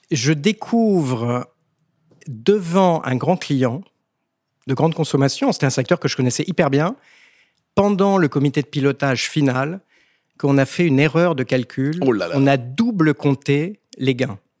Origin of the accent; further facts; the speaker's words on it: Vancouver, British Columbia, Canada; also born or lived in France; Je suis canadien et français.